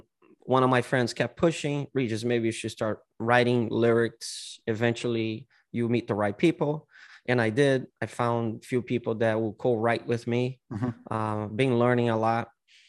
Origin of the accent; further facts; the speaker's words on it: São Paulo, Brazil; São Paulo.